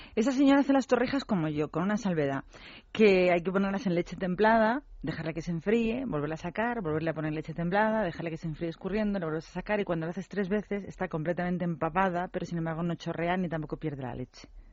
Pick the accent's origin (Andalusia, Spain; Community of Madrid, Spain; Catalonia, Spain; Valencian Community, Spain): Community of Madrid, Spain; Madrid; yo soy de Madrid